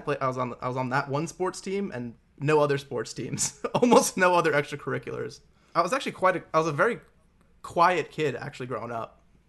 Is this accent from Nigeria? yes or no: no; Long Island, New York, United States; Yeah, so I grew up in Long Island, New York, maybe like 45 minutes out from the city, but in the suburbs